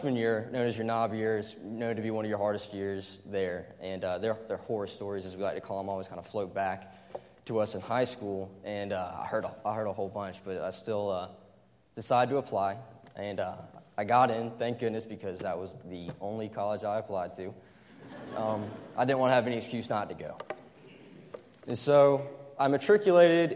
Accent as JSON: {"language": "English", "town": "Greenville", "region": "South Carolina", "country": "United States", "tie": "born or raised there", "said": "I was born and raised in Greenville, South Carolina."}